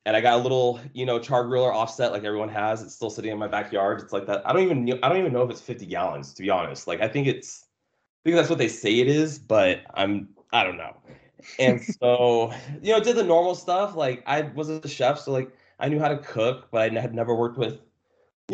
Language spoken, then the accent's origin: English; Simi Valley, California, United States; moved away as an adult; also born or lived in Ukiah, California / Kentucky / Monterey, California / San Diego; We moved down here to Simi Valley. And that's basically where I grew up